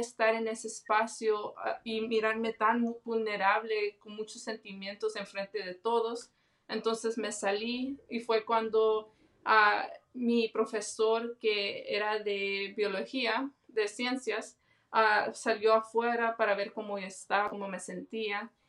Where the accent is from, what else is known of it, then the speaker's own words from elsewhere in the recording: Los Angeles, California, United States; Yo soy de Los Ángeles, California, tengo 29 años de edad y mi familia es de El Salvador.